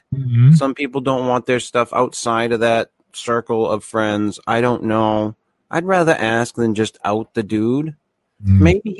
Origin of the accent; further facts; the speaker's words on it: New England, United States; accent: New England; my New England accent